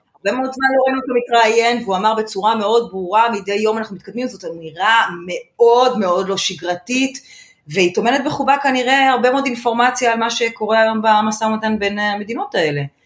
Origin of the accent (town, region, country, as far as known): Israel